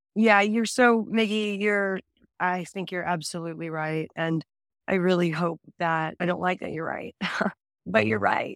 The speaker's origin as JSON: {"language": "English", "region": "Texas", "country": "United States", "said": "I'm Texan."}